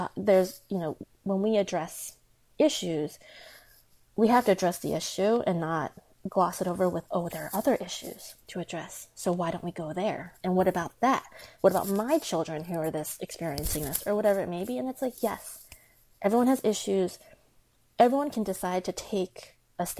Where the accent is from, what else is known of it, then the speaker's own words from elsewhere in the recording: United States; first language Chinese; English is a second language; being Asian American